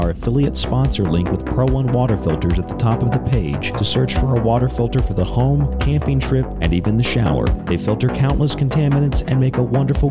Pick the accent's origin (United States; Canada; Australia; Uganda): United States; Florida; also born or lived in Rochester, New York; now in Tucson, United States; the state of Florida, my home state